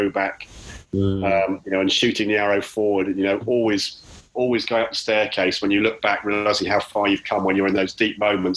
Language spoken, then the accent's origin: English; Chalfont St Giles, South East England, United Kingdom; I'm from Chalfont Bucks in the UK